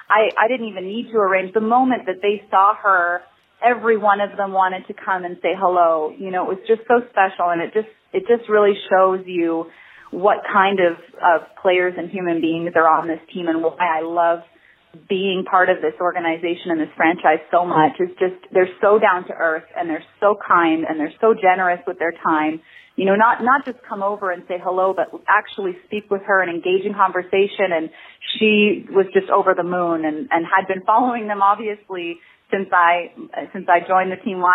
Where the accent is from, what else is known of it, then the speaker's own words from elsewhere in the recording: Montreal, Quebec, Canada; moved away as an adult; growing up in Montreal